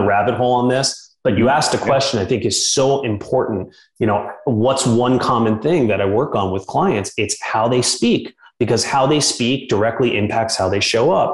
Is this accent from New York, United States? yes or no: yes; New York City, New York, United States; now in Austin, United States; growing up in New York City